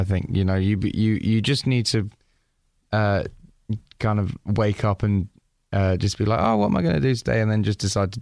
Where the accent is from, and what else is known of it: England, United Kingdom